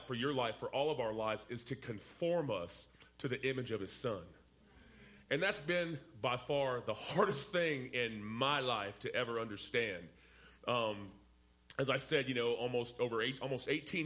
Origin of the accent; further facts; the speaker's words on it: San Diego, California, United States; also born or lived in Dallas, Texas; I grew up in Southern California, in San Diego, in the ghettos of Southern California